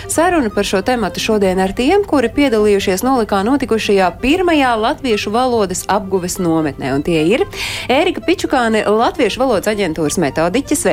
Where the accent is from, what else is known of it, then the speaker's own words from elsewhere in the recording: Latvia; born there; moved away; Es esmu dzimusi Latvijā un es aizbraucu 96. gadā.